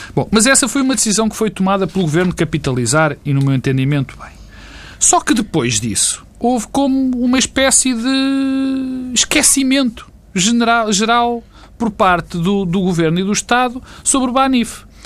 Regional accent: Portugal

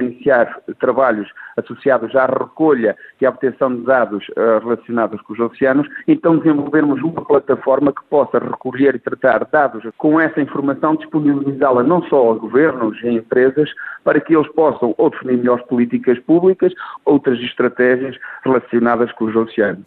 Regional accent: Portugal; nós, enquanto portugueses

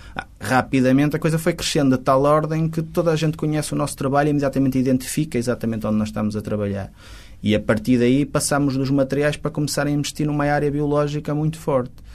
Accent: Porto, Norte, Portugal; Eu até sou do Porto, até moro no Porto

